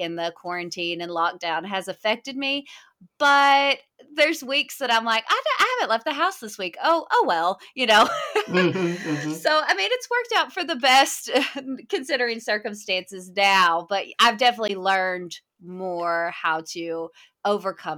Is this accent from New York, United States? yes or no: no; Hot Springs, Arkansas, United States; I was raised about an hour from where I live now in Hot Springs, Arkansas